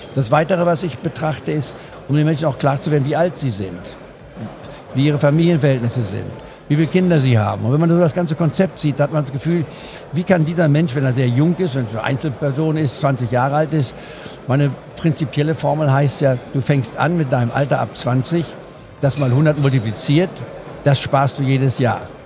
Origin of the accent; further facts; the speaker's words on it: Goslar, Lower Saxony, Germany; moved away; in Goslar hat, wo ich aufgewachsen bin